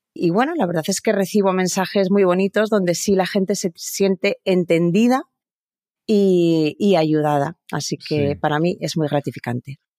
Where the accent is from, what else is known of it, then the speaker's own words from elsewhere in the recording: Pamplona, Navarre, Spain; Yo nací en, en Pamplona, en una ciudad muy pequeñita en el norte de España